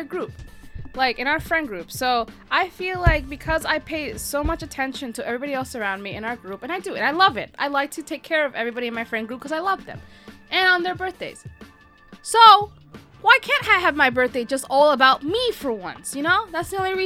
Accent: United States; I'm not from Canada. I am unfortunately from the US

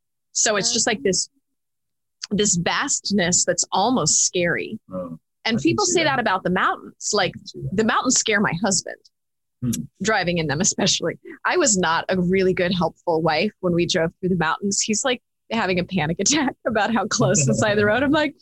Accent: Denver, Colorado, United States; now in Ohio, United States; because we're from Denver. And so I grew up with the mountains in the distance.

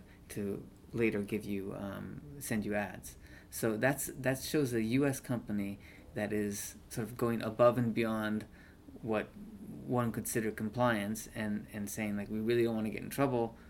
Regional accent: Chicago, Illinois, United States; moved away; I'm from Chicago. So I wanted to look at my hometown newspaper

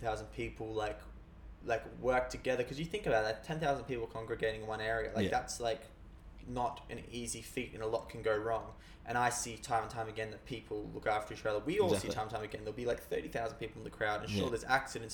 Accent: Australia; we as the Australian people

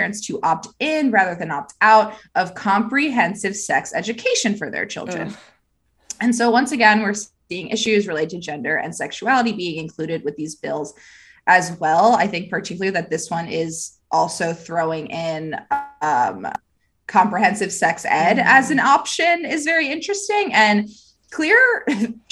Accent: Pennsylvania, United States; my home state where I was educated in the amazing public education system of Pennsylvania

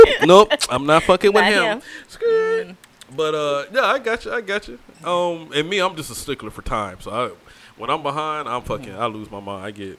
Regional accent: Georgia, United States; also born or lived in Riverside, California; And I'm from Georgia

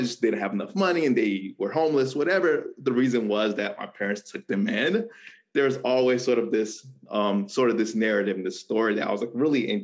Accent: South Florida, United States; also born or lived in Rio de Janeiro, Brazil / Broward County, Florida / North Carolina; I moved to the U.S. Me and my 3 brothers and my parents immigrated to Miami, Florida, or South Florida in general. So that's where I spent most of my childhood.

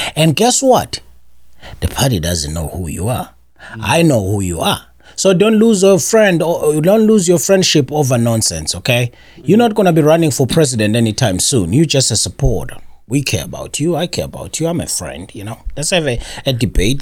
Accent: South Africa; moved away; as a South African

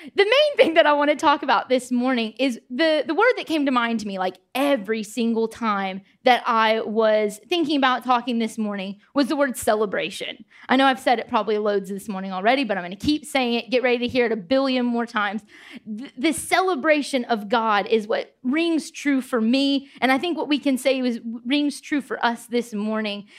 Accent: United States; moved away as an adult; also born or lived in Nottingham, United Kingdom; I'm from America.

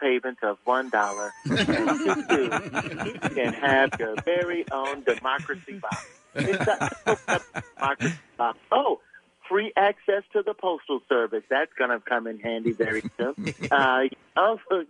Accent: Alabama, United States; I'm not even from Philly. I'm from Alabama

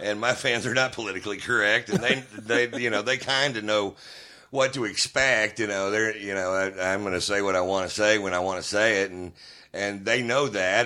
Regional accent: Houston, Texas, United States; I'm from Houston, so you know, I I I grew up listening to great guitar work

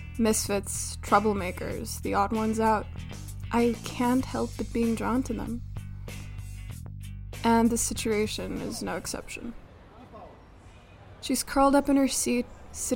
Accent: North Macedonia; also born or lived in Skopje; from my hometown to the capital, where I'm doing my major in marketing

